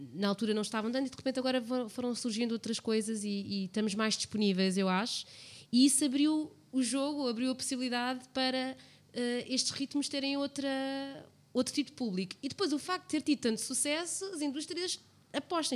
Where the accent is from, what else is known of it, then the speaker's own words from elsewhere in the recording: Portugal; eles somos portugueses todos